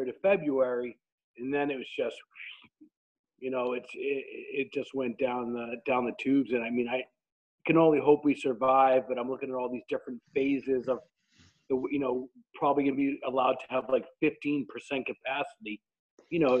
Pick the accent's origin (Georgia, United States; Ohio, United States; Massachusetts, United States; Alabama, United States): Massachusetts, United States; Boston; accent: wicked Boston; my sexy Boston accent